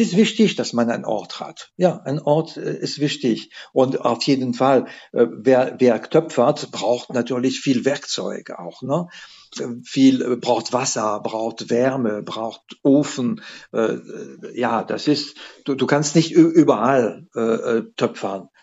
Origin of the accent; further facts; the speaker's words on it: France; now in Saarbrücken, Germany; Ich komme aus der Atlantikküste